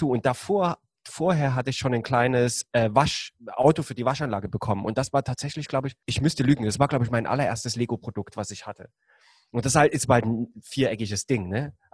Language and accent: German; Germany; ich komme ja aus der DDR